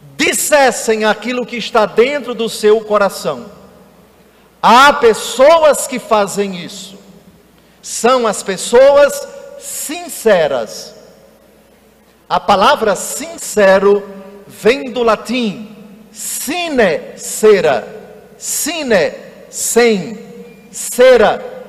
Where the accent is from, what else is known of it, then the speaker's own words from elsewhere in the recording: Alagoas, Brazil; Na minha terra, Alagoas